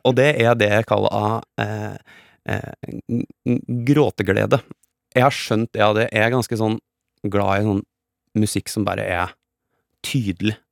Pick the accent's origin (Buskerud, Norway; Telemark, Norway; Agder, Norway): Buskerud, Norway; Geilo; jeg er fra Geilo, ja. Eh, og det er i toppen av Hallingdal.